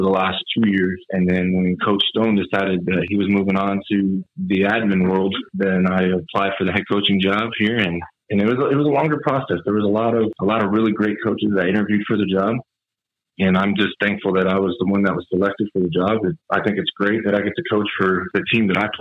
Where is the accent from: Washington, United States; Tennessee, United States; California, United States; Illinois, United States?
Illinois, United States; Gilman; I grew up outside of Gilman, so I went to school at Iroquois West.